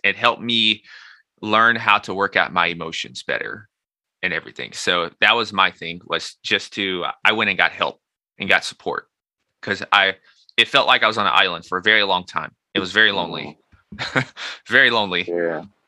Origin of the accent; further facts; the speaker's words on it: Nashville, Tennessee, United States; moved away as an adult; also born or lived in New York; I'm so from Nashville in New York, two totally different places